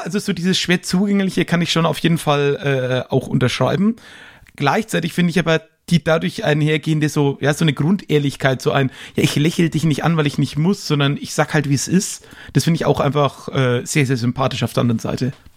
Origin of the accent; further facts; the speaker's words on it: Erlangen, Bavaria, Germany; in meine Geburtsstadt Erlangen